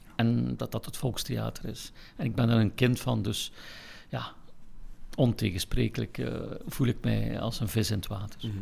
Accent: Ghent, Flanders, Belgium; ik ben in Gent geboren, ik ben erin opgegroeid

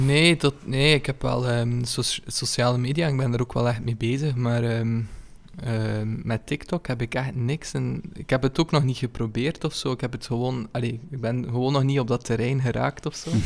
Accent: Ypres, Flanders, Belgium; now in Kortrijk, Belgium; ik ben geboren in Yper

